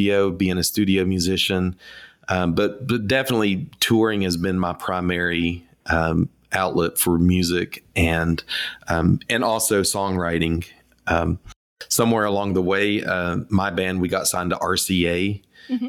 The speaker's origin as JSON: {"language": "English", "region": "East Tennessee", "country": "United States", "tie": "born or raised there", "also_born_or_lived": "Nashville, Tennessee", "said": "I grew up in East Tennessee, and I grew up in a music family. Moved to Nashville in 1994"}